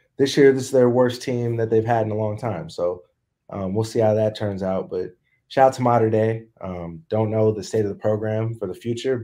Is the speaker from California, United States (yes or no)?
yes; Southern California, United States; growing up in SoCal